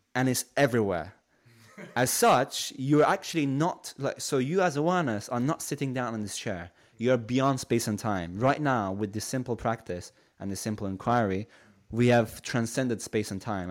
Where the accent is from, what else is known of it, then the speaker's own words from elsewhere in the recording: Shiraz, Fars, Iran; now in United Kingdom; originally I'm from Iran, so I come from a city called Shiraz.